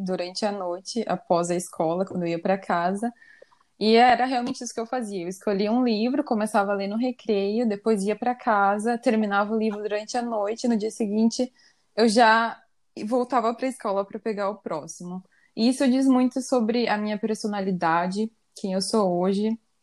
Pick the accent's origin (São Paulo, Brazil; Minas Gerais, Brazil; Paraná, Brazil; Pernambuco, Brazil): Paraná, Brazil; Curitiba; moved away as an adult; now in Copenhagen, Denmark; eu sou nascida em Curitiba, mas atualmente eu moro em Copenhague, na Dinamarca